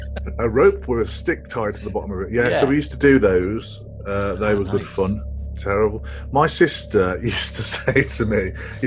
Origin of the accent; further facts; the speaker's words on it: Midlands, United Kingdom; I grew up in the Midlands, but we did have some grassy areas and woods and stuff like that.